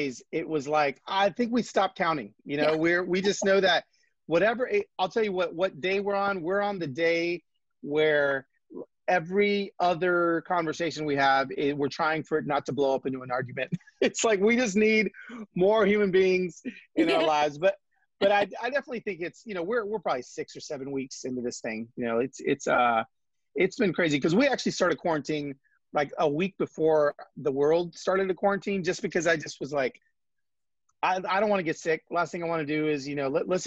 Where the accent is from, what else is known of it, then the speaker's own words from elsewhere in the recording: Los Angeles, California, United States; moved away as an adult; also born or lived in Atlanta; now in Nashville, United States; We're both from Los Angeles, and we're LA family that ended up going to Atlanta for a few years and then landed in Nashville, Tennessee.